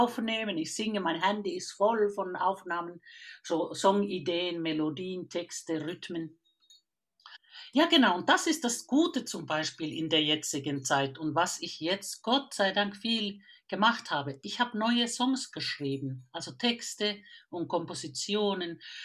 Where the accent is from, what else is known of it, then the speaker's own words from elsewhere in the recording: Finland; now in Germany; Ich bin eine Vollfinnin. Ich komme aus dem Land von den tausenden Seen und der Mitternachtssonne